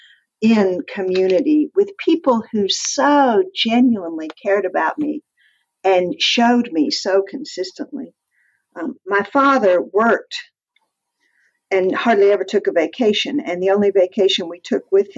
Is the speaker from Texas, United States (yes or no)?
yes; Amarillo, Texas, United States; also born or lived in Lubbock, Texas; now in Tulsa, United States; I was born in Lubbock and then grew up in Amarillo